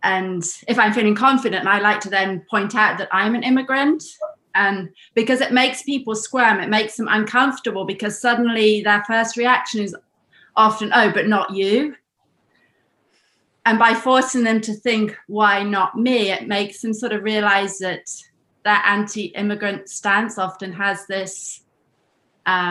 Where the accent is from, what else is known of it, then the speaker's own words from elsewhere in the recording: United Kingdom; moved away as an adult; also born or lived in United States; now in Germany; I lived in the US for 10 years. I was born in Britain, and now I live in Germany.